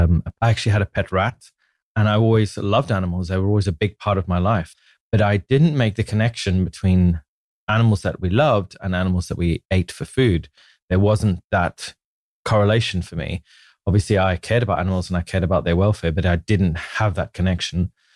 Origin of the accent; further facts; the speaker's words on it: Manicaland, Zimbabwe; I grew up in Zimbabwe in Africa, born way back in 1979. So gives you an idea of my age. I grew up on a small farm